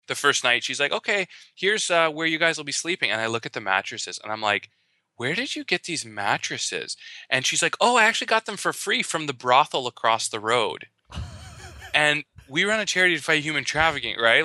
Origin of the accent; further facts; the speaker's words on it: Canada; I am Canadian